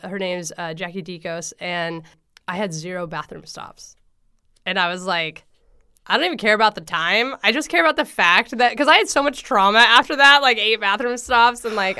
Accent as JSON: {"language": "English", "town": "Coos Bay", "region": "Oregon", "country": "United States", "tie": "born or raised there", "also_born_or_lived": "Portland", "said": "And I grew up in Coos Bay, where Prefontaine grew up, you know, like... So for half my life, then we moved to the Portland area."}